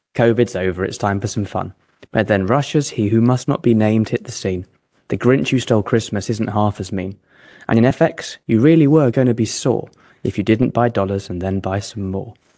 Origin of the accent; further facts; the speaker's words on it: England, United Kingdom; now in Geneva, Switzerland; as an Englishman